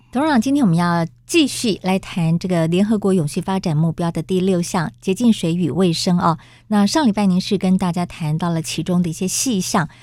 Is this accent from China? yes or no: no; Taiwan; 我们台湾人真是幸福